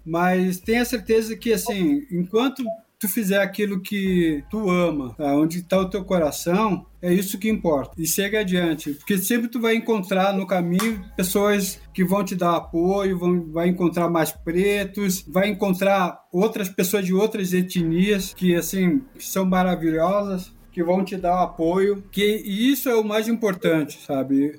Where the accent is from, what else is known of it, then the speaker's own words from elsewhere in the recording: Rio Grande do Sul, Brazil; moved away as an adult; also born or lived in Caxias do Sul; now in São Paulo, Brazil; eu, sou gaúcho